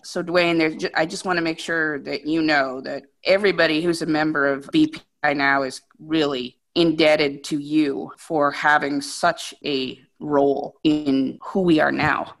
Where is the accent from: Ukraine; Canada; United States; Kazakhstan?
United States; New Hampshire; also born or lived in Vermont; I grew up in New Hampshire in a very rural area, and then I went to college in Vermont